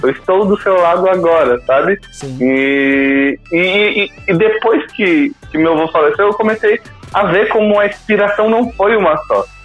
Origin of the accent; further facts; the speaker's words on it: Brazil; isso aqui é o Brasil, sabe? É, é, é, é, o país de onde eu vim